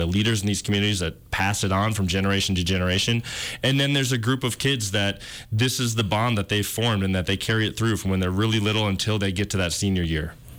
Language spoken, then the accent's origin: English; Minneapolis, Minnesota, United States; I grew up in the Twin Cities